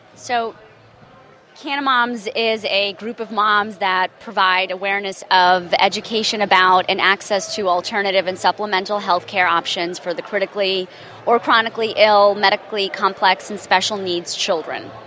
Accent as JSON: {"language": "English", "region": "Florida", "country": "United States", "said": "I'm actually from Florida"}